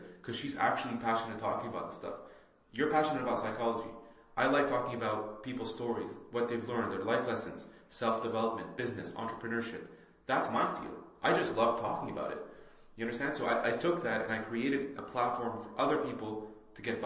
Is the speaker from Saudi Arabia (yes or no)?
yes; Saudi Arabia; moved away; also born or lived in Lebanon / Bahrain; I also immigrated from Lebanon, right? I grew up in Saudi and I lived in Bahrain